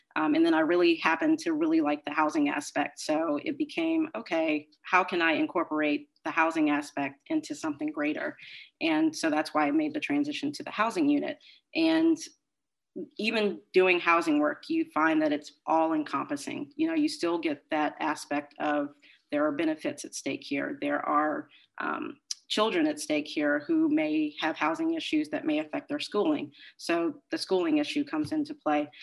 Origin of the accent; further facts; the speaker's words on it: Maryland, United States; moved away as an adult; now in Boston, United States; I'm originally from Maryland.